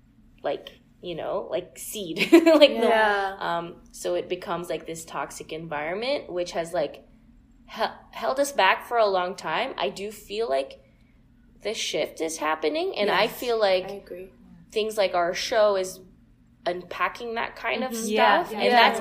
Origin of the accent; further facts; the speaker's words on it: Philippines; like as a Filipino, like you're expected to like take part